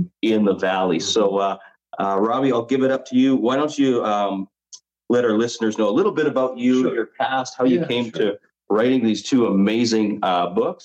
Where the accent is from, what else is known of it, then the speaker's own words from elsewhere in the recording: Chilliwack, British Columbia, Canada; I'm from Vancouver, Canada area, in a community called Chilliwack